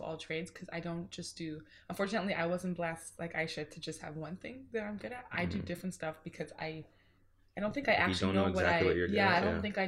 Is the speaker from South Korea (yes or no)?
no; Mississauga, Ontario, Canada; I was born at Credit Valley Hospital in Mississauga